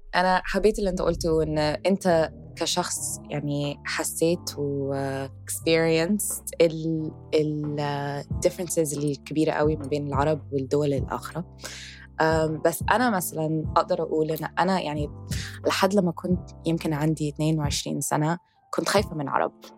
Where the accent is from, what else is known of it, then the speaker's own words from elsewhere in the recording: Egypt; انا فخوره ان انا من مصر